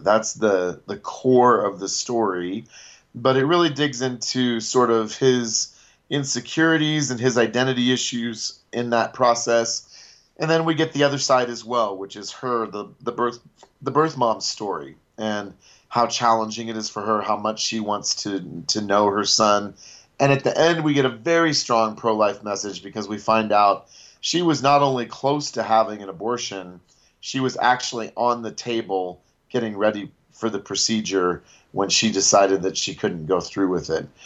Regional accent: Ames, Iowa, United States; I was born in Ames, which is where Iowa State is, at Mary Greeley Hospital. and my entire family on my dad's side went to Iowa State. So, I grew up, we had season tickets

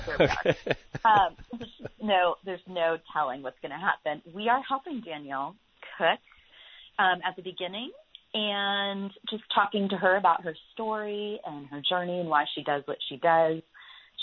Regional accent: Franklin, Tennessee, United States; That's my hometown.

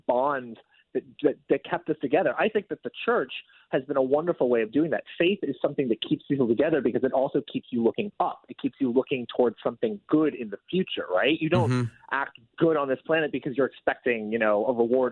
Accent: West Coast, United States; it comes from my neck of the woods. I'm from the West Coast

